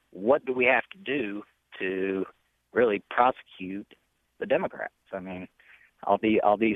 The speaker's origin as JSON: {"language": "English", "town": "Winston-Salem", "region": "North Carolina", "country": "United States", "said": "Uh, I'm from Winston-Salem, North Carolina. I'm 29 years old"}